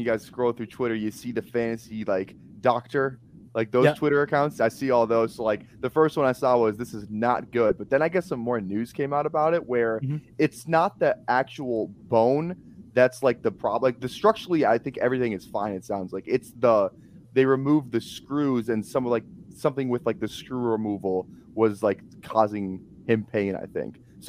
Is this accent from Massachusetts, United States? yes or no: no; Minnesota, United States; I'm from Minnesota. Like, I watched him beat Penn State, and it was a huge game.